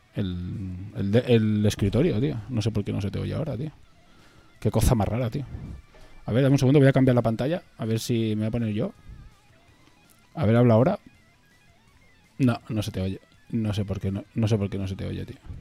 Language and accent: Spanish; Spain; somos españoles y crecemos desde España